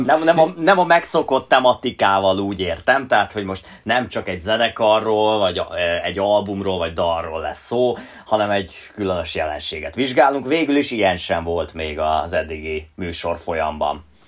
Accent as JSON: {"language": "Hungarian", "country": "Hungary", "tie": "born or raised there", "said": "mi itt Magyarországon a Sziget Fesztivállal a seggünkben nőttünk föl"}